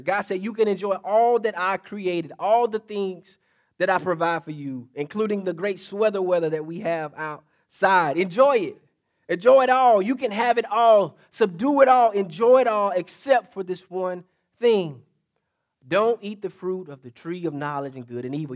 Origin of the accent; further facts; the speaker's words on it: State Line, Mississippi, United States; State line Mississippi, to be exact